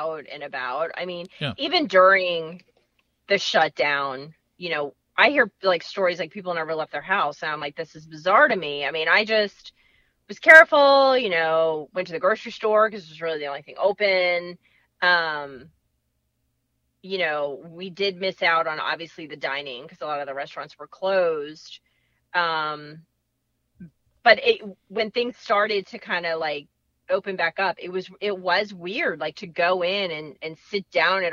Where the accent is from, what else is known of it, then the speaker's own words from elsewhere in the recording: South Florida, United States; moved away as an adult; now in Charleston, United States; I'm from South Florida